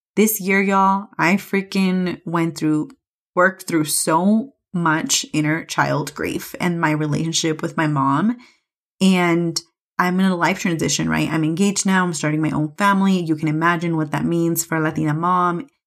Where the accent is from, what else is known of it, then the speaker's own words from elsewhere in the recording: California, United States; moved away as an adult; now in Mexico City, Mexico; I'm obviously from California